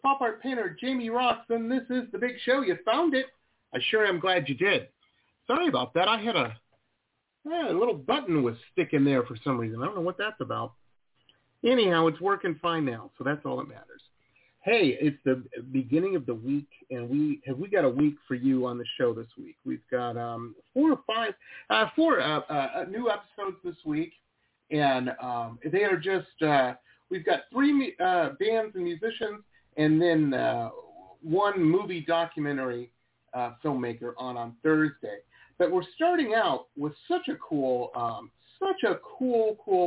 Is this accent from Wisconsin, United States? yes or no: no; Detroit, Michigan, United States; moved away as an adult; also born or lived in Boston / San Diego; now in South Florida, United States; I grew up in outside of Detroit, went to college in Boston, and then I moved to Southern California. I live in South Florida now